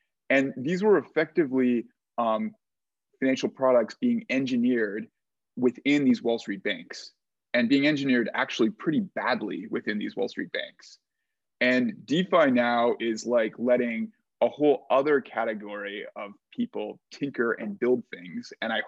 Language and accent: English; Canada; now in United States; I'm Canadian, and there was no jobs.